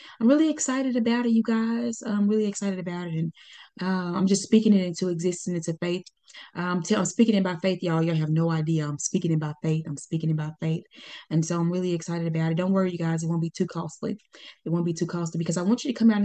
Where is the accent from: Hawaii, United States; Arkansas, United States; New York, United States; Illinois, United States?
Arkansas, United States; Pine Bluff; moved away; That's where I was born and raised.